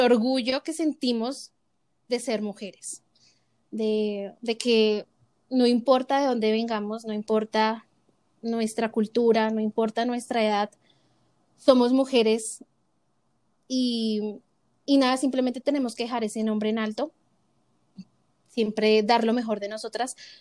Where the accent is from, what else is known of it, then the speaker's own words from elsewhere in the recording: Bogotá, Colombia; somos de Bogotá.